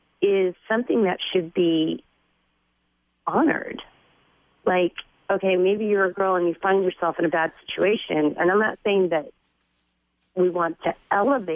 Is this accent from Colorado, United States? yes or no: no; California, United States; I was raised in California